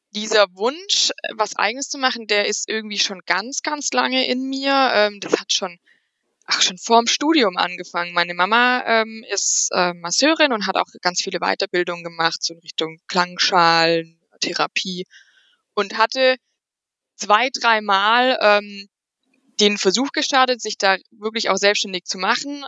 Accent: near Aschaffenburg, Bavaria, Germany; ich komme hier aus der Nähe von Aschaffenburg

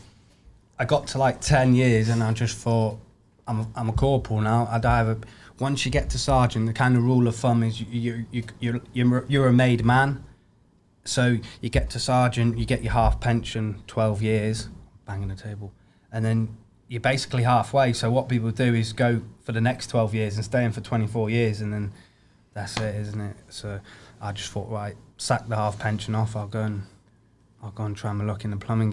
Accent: Germany; also born or lived in England; But yeah, so I grew up in Germany and then went back to England, did all this army stuff, and then ended up typical, getting posted back.

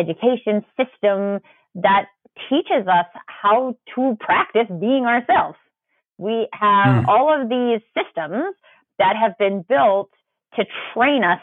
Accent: Canada; I'm Canadian

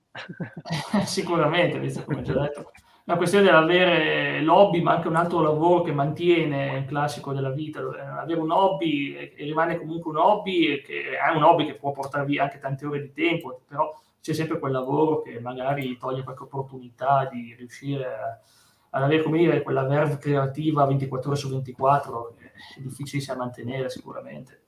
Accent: Piedmont, Italy; sono da Piemonte

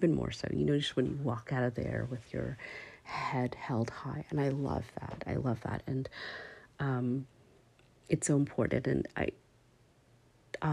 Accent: Canada; I'm from Canada

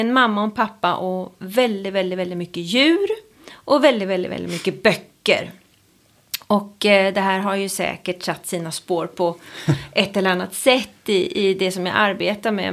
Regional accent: Sweden; jag är just uppvuxen i Sverige på, på 80-talet

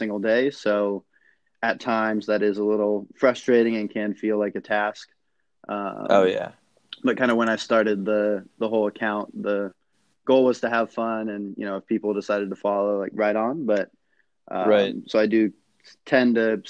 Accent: Sacramento, California, United States; I'm loyal to my hometown. So I've been a Kings fan for, 20 plus years

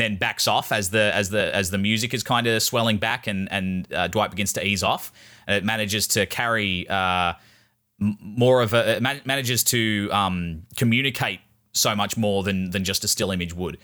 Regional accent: Ireland; I'm Irish

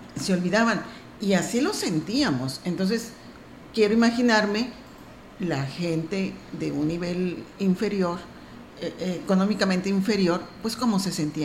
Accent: Mexico; orgullosos como mexicanos

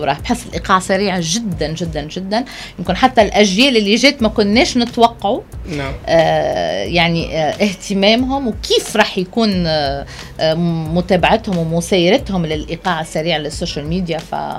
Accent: Tunisia; also born or lived in France; عندنا في تونس

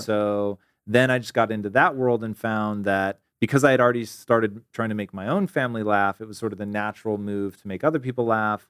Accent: Tacoma, Washington, United States; moved away; I am originally from Tacoma, Washington.

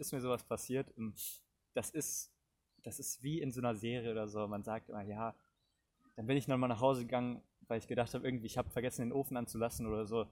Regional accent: Cologne, North Rhine-Westphalia, Germany; Wir kommen beide auch aus Köln

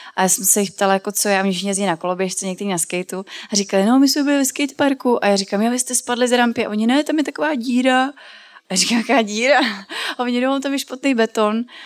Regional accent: Brandýs nad Labem, Central Bohemian Region, Czechia; now in Milovice, Czechia; já jsem se narodila v Brandýse nad Labem, což je ve středních Čechách a teďka žiju už dlouho eh, v Milovicích

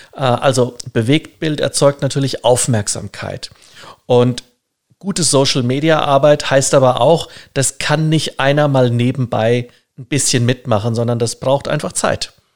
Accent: Germany; wir sind als Deutsche

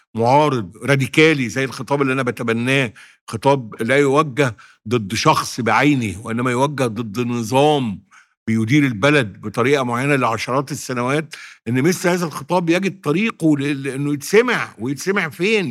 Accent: Sirs El Layan, Monufia Governorate, Egypt; في سرس العين منوفيه مسقط راسي الذي اعتز بيه

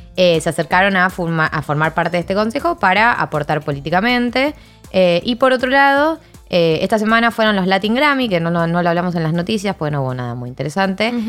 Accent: Chile; mi país, en Chile

